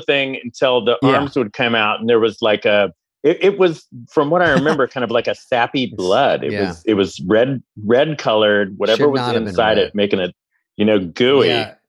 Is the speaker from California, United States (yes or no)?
yes; Lafayette, California, United States; moved away as an adult; also born or lived in Moraga / Los Angeles; Lafayette and Moraga until I went down to UCLA in '88.